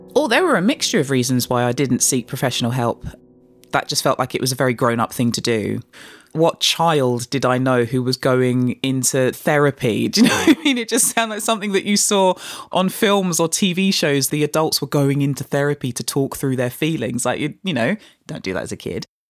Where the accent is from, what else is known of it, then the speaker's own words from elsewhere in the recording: London, United Kingdom; I was growing up in Canning Town, the most fun that I would have would always be being out with friends that I grew up with on the housing estate that was home, that still is home to this day.